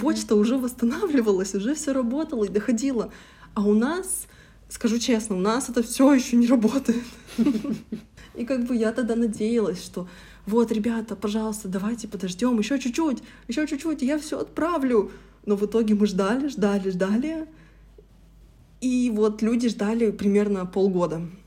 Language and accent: Russian; Yekaterinburg, Sverdlovsk Oblast, Russia; я самородом из Екатеринбурга